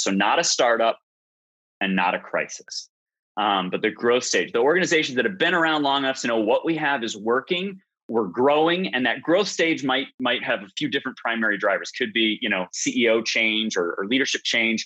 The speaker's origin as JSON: {"language": "English", "town": "Chicago", "region": "Illinois", "country": "United States", "tie": "born or raised there", "also_born_or_lived": "Arkansas", "moved": "as an adult", "said": "I took a detour from where I was born and raised in in Chicago area to Arkansas"}